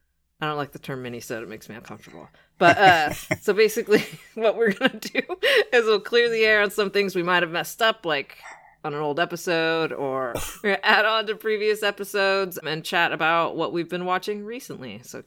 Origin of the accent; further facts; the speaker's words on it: California, United States; I'm an American, and I'm from California.